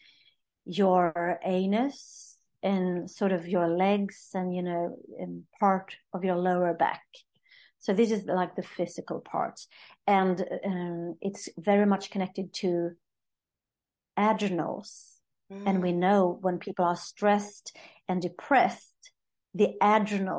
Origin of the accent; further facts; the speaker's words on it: Sweden; I'm from Sweden